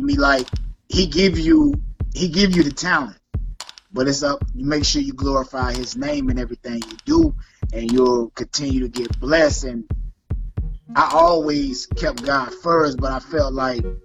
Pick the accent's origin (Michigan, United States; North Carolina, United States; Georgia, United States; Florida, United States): Florida, United States; Lake Placid, Bowling Green, Central; from Florida, Central Florida, two hometowns, Lake Placid, Bowling Green, shout out, 863